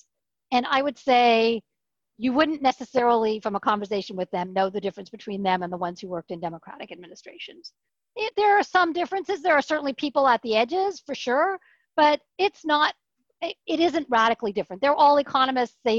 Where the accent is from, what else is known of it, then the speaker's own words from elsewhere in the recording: Canada; moved away as an adult; I was just … from Canada